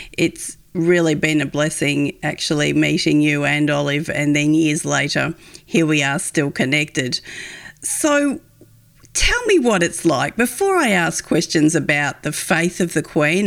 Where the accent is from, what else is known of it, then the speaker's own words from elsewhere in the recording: Australia; as an Aussie sitting on the other side of the world